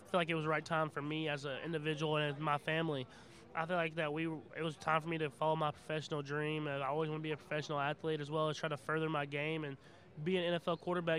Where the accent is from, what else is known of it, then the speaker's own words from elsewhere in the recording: Tyler, Texas, United States; I was born in Texas, and Tyler, Texas, and that's where I lived, but I traveled around everywhere.